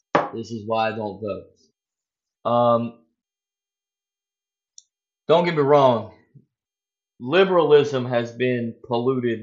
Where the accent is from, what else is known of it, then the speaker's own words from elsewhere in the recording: United States; I'm an American, we're in the United States of America